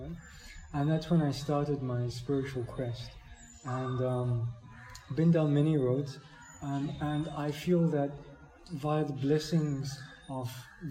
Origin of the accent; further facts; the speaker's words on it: South Africa; moved away; I'm from South Africa